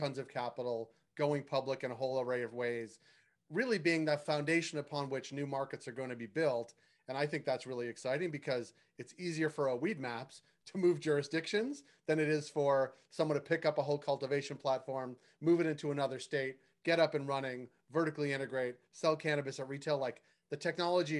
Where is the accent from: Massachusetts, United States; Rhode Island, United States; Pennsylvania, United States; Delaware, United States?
Massachusetts, United States; Boston; I'm from Boston